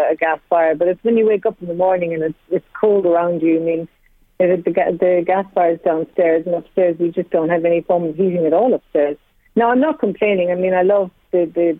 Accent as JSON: {"language": "English", "town": "Cork", "region": "Munster", "country": "Ireland", "tie": "born or raised there", "moved": "yes", "lives_now": "Australia", "said": "I grew up in Cork"}